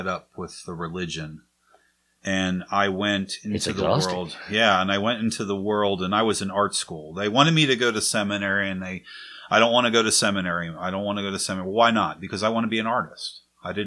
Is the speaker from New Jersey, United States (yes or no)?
yes; Maple Shade, New Jersey, United States; I was raised in Maple Shade, New Jersey